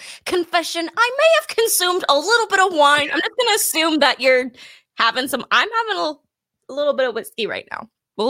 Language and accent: English; California, United States; moved away as an adult; now in Texas, United States; I'm from California